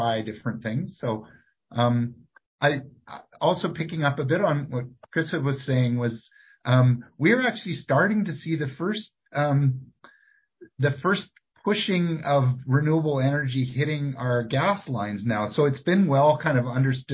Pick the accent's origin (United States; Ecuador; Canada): Canada; Victoria, British Columbia; when I was growing up in Victoria, we had industry in Victoria.